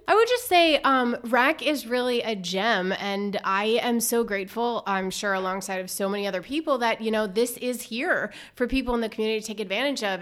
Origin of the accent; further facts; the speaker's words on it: Berks County, Lower Alsace, Pennsylvania, United States; moved away as an adult; also born or lived in Los Angeles, California / Greenville, Mississippi / Washington; I grew up in Berks County in Lower Alsace area